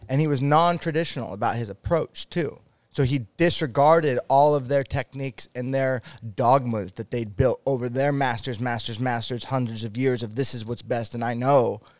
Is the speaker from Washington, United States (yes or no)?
yes; Washington, United States; moved away as an adult; now in Utah, United States; I live in Utah. I grew up in Washington State